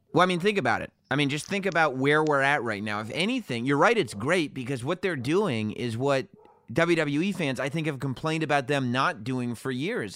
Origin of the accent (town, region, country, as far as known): New York, United States